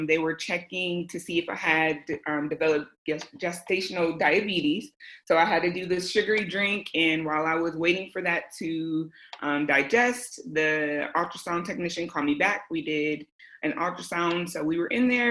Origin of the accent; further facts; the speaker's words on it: Michigan, United States; also born or lived in Southern California / Florida; now in California, United States; I am originally from Michigan